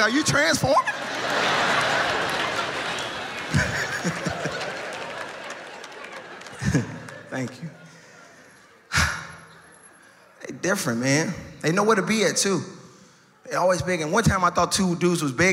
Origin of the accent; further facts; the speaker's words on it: Chicago, Illinois, United States; raised on South Side